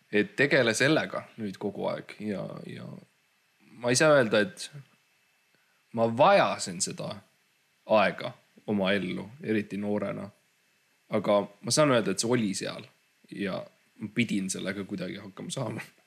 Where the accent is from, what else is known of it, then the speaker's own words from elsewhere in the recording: Estonia; me mõlemad kasvasime tegelikult üles Eestis